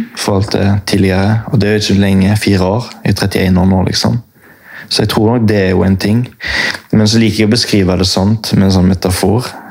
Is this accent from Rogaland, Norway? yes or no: yes; Haugesund, Rogaland, Norway; now in Oslo, Norway; Jeg kommer fra Haugesund